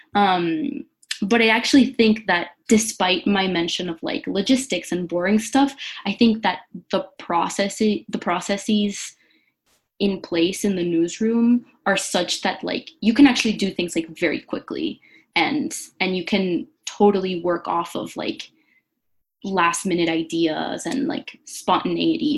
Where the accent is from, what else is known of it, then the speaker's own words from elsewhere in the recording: Venezuela; now in Brooklyn, United States; I'm from Venezuela and currently quarantining in Brooklyn with my sisters